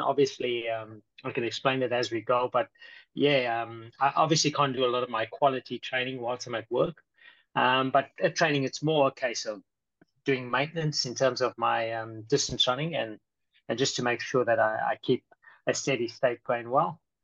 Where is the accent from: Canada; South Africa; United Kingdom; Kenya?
South Africa; now in Brisbane, Australia; I'm actually from South Africa